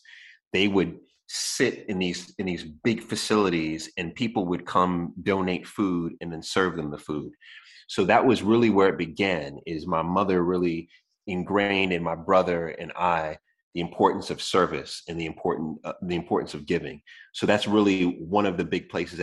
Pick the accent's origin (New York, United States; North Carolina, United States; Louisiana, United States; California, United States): New York, United States; moved away; I was born in New York